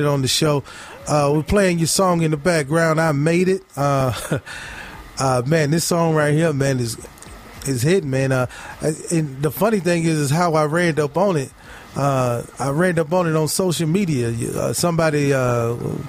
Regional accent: Mississippi, United States; I grew up in Mississippi

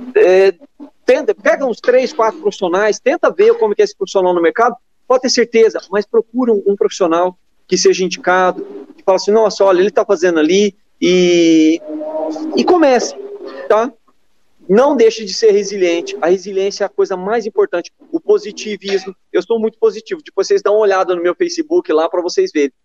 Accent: Minas Gerais, Brazil; eu já sou mineiro

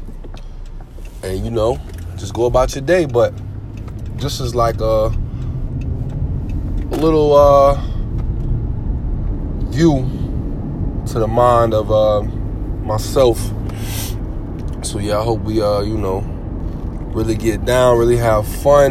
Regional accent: New Jersey, United States; moved away as an adult; also born or lived in Houston, Texas; now in Florida, United States; Living in Sunshiny, Florida. I hail from Jersey. Born in Houston, Texas. So got love for Texas, but you know I rep Jersey because that's where everything has happened, man, for me

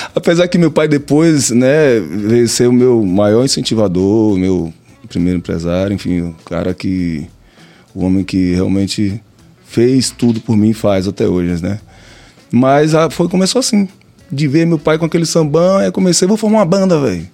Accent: Catu, Bahia, Brazil; also born or lived in Pojuca, Bahia; eu nasci em Pojuca, né? Mas com um ano de idade eu fui para Catu. Então eu sou um pojucano catuense

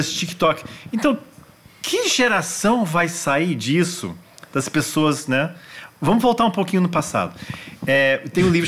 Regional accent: Washington, District of Columbia, United States; Então eu cresci nos Estados Unidos. Washington é a capital mundial dos museus.

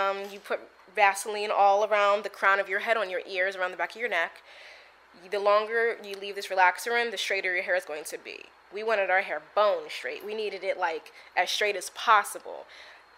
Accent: United States; I'm African American

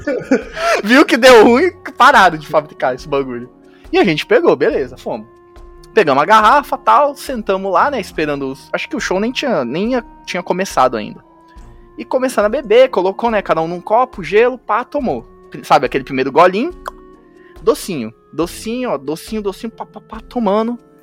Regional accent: Araçatuba, São Paulo, Brazil; eu sou aqui de Aracatuba

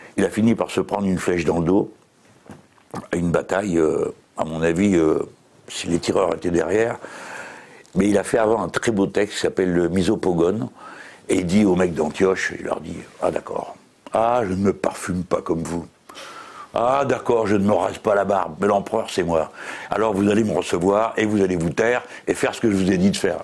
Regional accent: France; on est français

